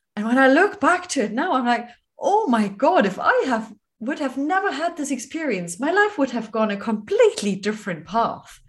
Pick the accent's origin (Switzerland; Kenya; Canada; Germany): Germany; moved away; my home country, Germany